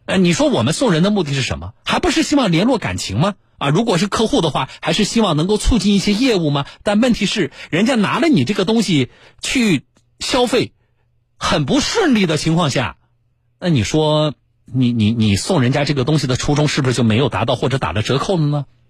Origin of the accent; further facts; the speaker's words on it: Jiangsu, China; 我们江苏人